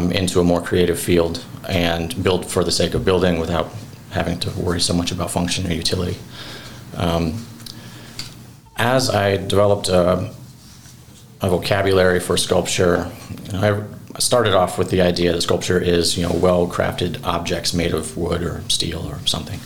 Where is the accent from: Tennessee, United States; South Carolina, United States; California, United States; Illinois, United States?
Illinois, United States; Cobden; also born or lived in Providence, Rhode Island; I grew up here in Cobden.